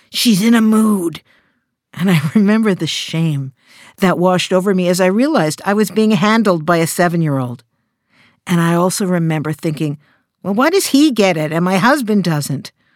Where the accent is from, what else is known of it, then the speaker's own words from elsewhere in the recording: Canada; I'm Canadian